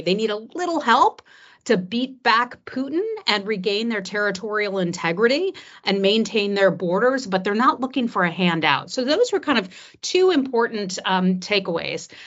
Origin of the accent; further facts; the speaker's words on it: United States; As an American who, um, previously messaged on behalf of the State Department